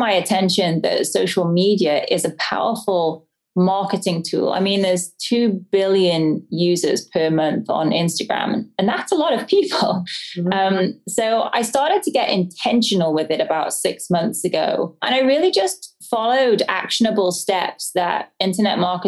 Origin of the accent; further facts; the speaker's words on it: the English countryside, England, United Kingdom; moved away; I grew up in the English countryside, as you can probably tell by my accent. I'm not from around here.